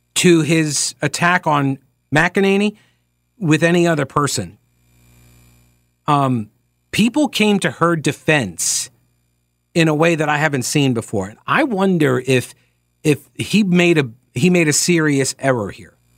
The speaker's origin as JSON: {"language": "English", "region": "New York", "country": "United States", "said": "I'm from New York"}